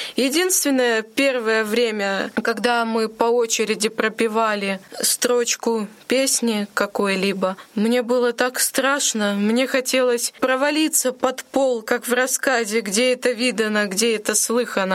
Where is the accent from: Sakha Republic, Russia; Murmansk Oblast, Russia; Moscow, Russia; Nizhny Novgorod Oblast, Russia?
Murmansk Oblast, Russia; Monchegorsk; also born or lived in Volokolamsk; now in Ulyanovsk, Russia; Я приехала в Ульяновск из города Манчегорска. Это Мурманская область. Я там родилась.